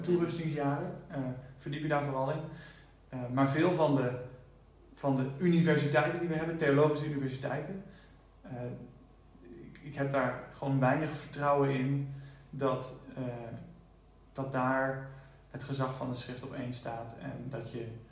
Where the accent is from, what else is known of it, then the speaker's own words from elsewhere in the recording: Netherlands; now in United States; als Nederlander